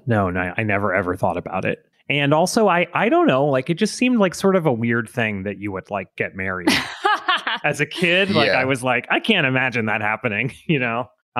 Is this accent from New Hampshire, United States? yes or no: no; Florida, United States; I grew up in Florida